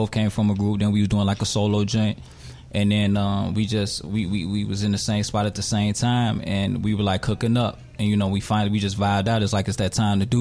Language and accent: English; Chicago, Illinois, United States; also born or lived in Boston; I was born in Boston, you know, but I spent all my whole life in Chicago